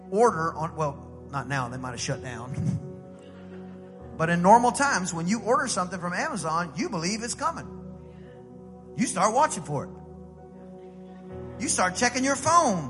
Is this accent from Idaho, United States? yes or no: no; East Texas, United States; I'm from East Texas